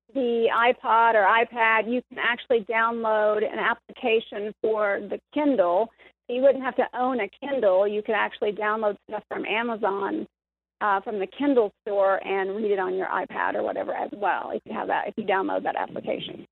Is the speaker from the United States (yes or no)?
yes; the Bible Belt, United States; we were raised almost in the Bible Belt